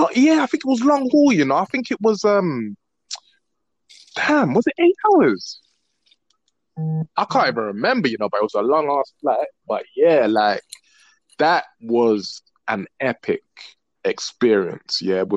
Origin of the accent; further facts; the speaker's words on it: London, United Kingdom; Hi. I'm from London. London, England. Yeah. Cold, rainy, snowy. Yeah. Not no tea and crumpets. All right. It's the nitty gritty part of London.